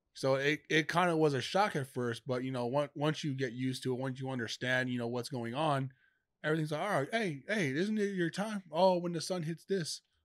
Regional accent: New York, United States; moved away as an adult; I'm from New York.

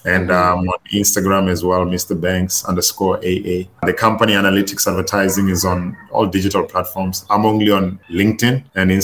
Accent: Louis Trichardt, Limpopo, South Africa; I'm originally from Louis Trichardt. It's a small town in Limpopo.

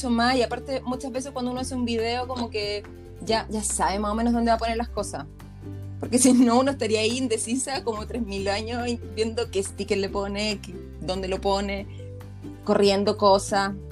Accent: Viña del Mar, Valparaíso, Chile; soy de Viña.

